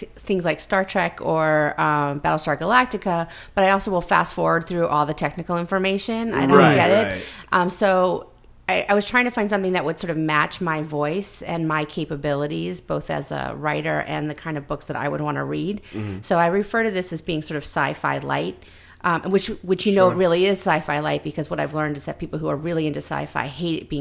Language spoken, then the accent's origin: English; Silver Spring, Maryland, United States; I grew up in Silver Spring, Maryland, which is right outside Washington, D.C.